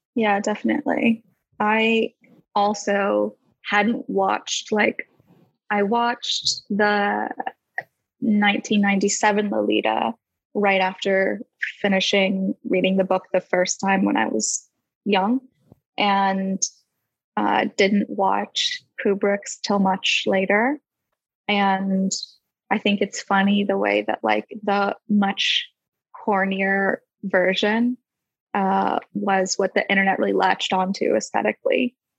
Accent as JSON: {"language": "English", "country": "United States", "moved": "yes", "lives_now": "London, United Kingdom", "said": "I'm an artist from America, but living in London"}